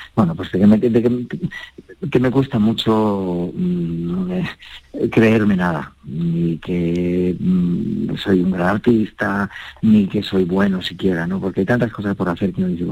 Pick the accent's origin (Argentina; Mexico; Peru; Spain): Spain; Logroño, La Rioja; moved away; en mi tierra, donde nací, en Logroño